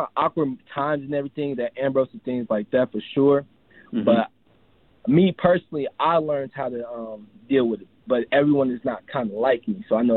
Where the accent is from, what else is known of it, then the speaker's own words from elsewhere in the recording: Chicago, Illinois, United States; moved away as an adult; I come from Chicago, Southside Chicago, so I come from a majority black neighborhood